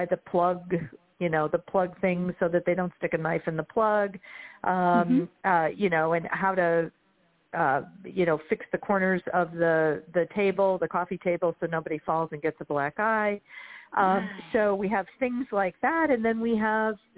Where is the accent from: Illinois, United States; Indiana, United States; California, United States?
Illinois, United States; Chicago; I'm from Chicago